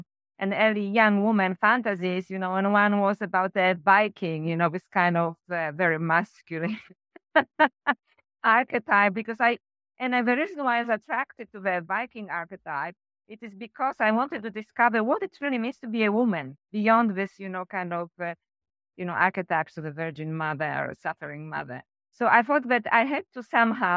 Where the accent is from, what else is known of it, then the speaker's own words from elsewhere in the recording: Poland; moved away as an adult; also born or lived in Sweden / France / Canada / Australia; I came back to Poland from Sweden